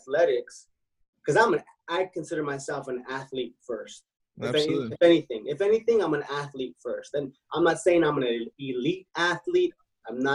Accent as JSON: {"language": "English", "town": "Los Angeles", "region": "California", "country": "United States", "tie": "born or raised there", "said": "born in Los Angeles"}